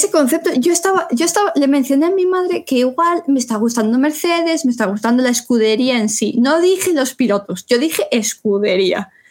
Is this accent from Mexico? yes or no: no; Spain; a ver, somos españoles, nosotros nos explicamos el fútbol porque es lo primero que nos explican desde primaria.